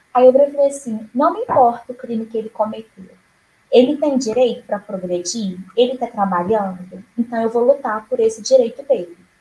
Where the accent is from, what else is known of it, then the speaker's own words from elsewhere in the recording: Juiz de Fora, Minas Gerais, Brazil; moved away as an adult; now in Palmas, Brazil; eu me formei em Juiz de Fora, Minas Gerais, onde eu nasci e vivi até então.